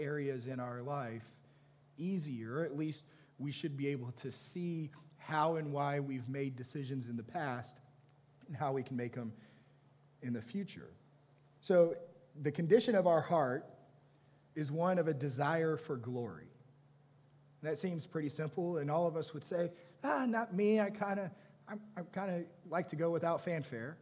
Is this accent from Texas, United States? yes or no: yes; Texas, United States; I'm from Texas. I say ain't and y'all, and all y'all means all of you